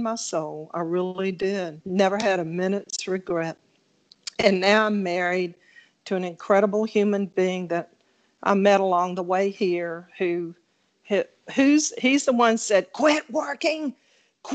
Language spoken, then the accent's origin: English; South Carolina, United States; I'm originally from South Carolina